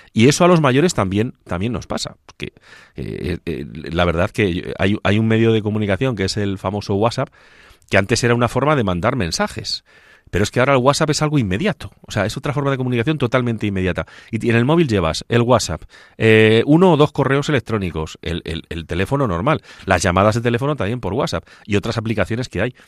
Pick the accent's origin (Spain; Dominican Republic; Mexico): Spain; Ciudad Real province, Castilla-La Mancha; now in Boadilla del Monte, Spain; cuando era niño y correteaba por las calles de mi pueblo o por las calles de la capital de la provincia, de Ciudad Real